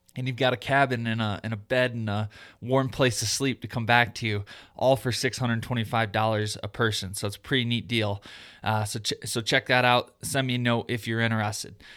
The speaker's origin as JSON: {"language": "English", "region": "Michigan", "country": "United States", "moved": "yes", "said": "I lived in Michigan. And uh, since I've moved out to the West"}